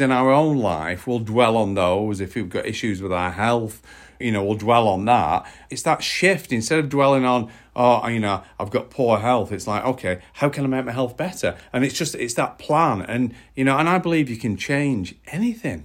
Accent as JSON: {"language": "English", "country": "United Kingdom", "said": "as the British public"}